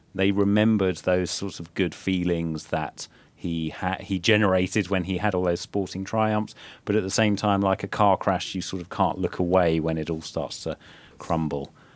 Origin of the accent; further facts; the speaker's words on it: England, United Kingdom; now in Finland; my home country England